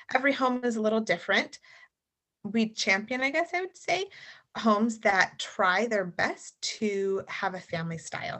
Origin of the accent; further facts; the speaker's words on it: the South, United States; moved away as an adult; I grew up in the South